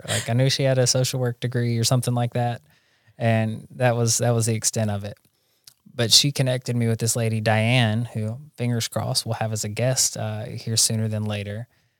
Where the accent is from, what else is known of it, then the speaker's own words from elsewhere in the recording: Jackson, Tennessee, United States; But I think it's good that I wasn't in my hometown. Like, there's good treatment centers in Jackson, Tennessee, and I have several friends who have gotten sober there.